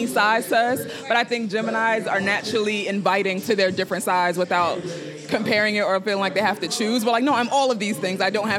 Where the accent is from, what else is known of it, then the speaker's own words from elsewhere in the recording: New York City, New York, United States; I'm from New York, you know, I was a very artsy kid, you know, I grew up in a neighborhood where our parents didn't let us play outside.